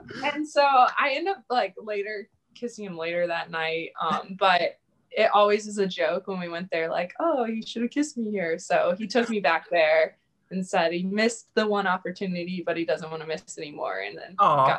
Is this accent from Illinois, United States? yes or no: yes; Downs, Illinois, United States; moved away; also born or lived in Montana / Ohio; I grew up in Downs, Illinois, near Bloomington Normal